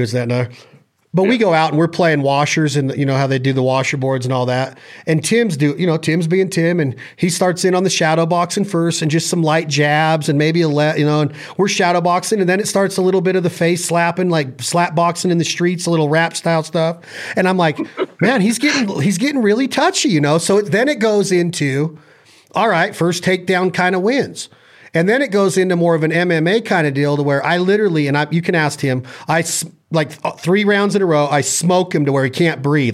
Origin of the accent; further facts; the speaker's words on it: Nevada, United States; from where I'm from, I'm from Nevada.